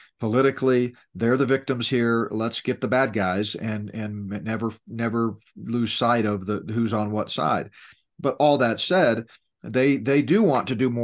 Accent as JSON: {"language": "English", "region": "Southeast Texas", "country": "United States", "tie": "born or raised there", "moved": "yes", "said": "I grew up down there in Southeast Texas, high school and college"}